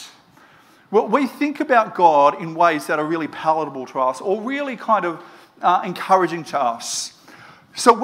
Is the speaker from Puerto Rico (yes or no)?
no; Moree, New South Wales, Australia; Where I grew up in Moree